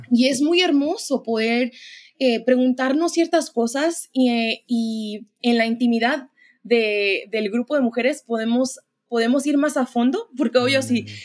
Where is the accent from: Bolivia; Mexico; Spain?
Mexico; como muchos mexicanos, eh, yo crecí como en, el movimiento carismático, ¿no?